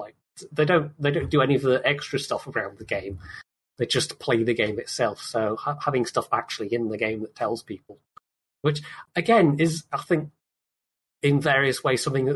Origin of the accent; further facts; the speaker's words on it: United Kingdom; as a Brit